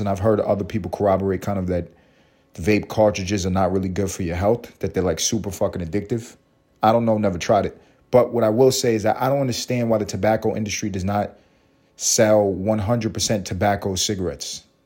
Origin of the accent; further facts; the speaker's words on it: New York City, New York, United States; also born or lived in Los Angeles; growing up in New York eating McDonald's.